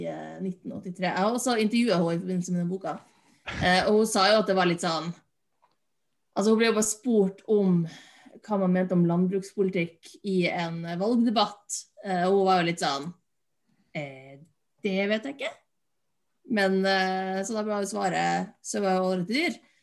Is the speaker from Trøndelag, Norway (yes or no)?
no; Finnmark, Norway; moved away; also born or lived in Bergen / Oslo; jeg kommer jo fra Finnmark. Men jeg bodde i Oslo